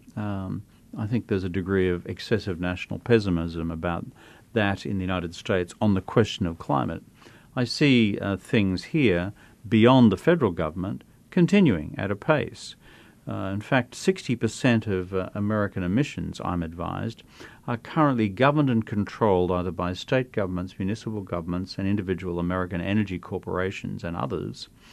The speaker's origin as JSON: {"language": "English", "town": "Brisbane", "region": "Queensland", "country": "Australia", "tie": "born or raised there", "said": "Brisbane, my hometown in Australia"}